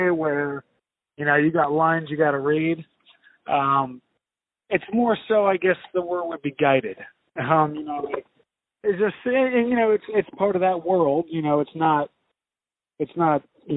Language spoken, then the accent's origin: English; Spring Valley, New York, United States; now in South Carolina, United States; I grew up in Spring Valley